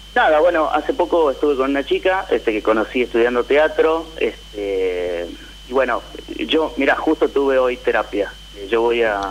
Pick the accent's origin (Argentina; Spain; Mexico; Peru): Argentina; San Miguel de Tucumán, Tucumán; de San Miguel de Tucumán